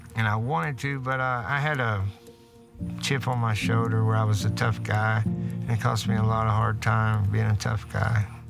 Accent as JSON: {"language": "English", "area": "Martin County", "region": "Kentucky", "country": "United States", "tie": "born or raised there", "said": "I grew up in Martin County here"}